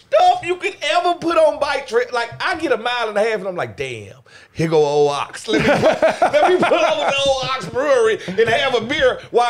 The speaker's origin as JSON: {"language": "English", "region": "Mississippi", "country": "United States", "moved": "yes", "said": "I'm from Mississippi."}